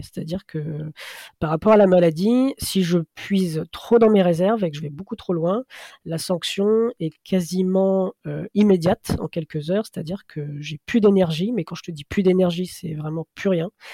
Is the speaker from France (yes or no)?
yes; Oise, Picardy, near Compiègne, Hauts-de-France, France; also born or lived in Ireland; je suis originaire de l'Oise en, Picardie, à côté de Compiègne